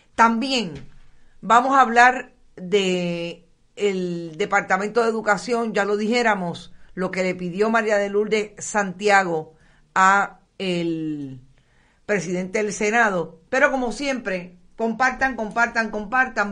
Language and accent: Spanish; Aguada, Puerto Rico; mi pueblo en Aguada